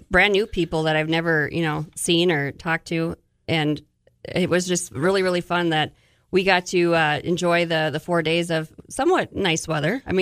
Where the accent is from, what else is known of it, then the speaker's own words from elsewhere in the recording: Bismarck, North Dakota, United States; also born or lived in Fargo / Grand Forks; I grew up in Bismarck, and I um, back after 17 years of being gone.